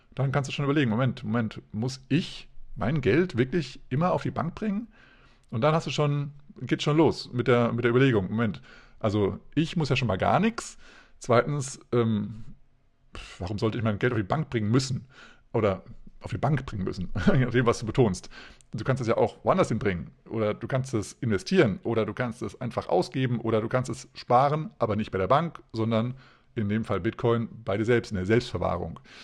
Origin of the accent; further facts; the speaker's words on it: Hesse, Germany; now in Hanover, Germany; ich bin ja ursprünglich auch aus Hessen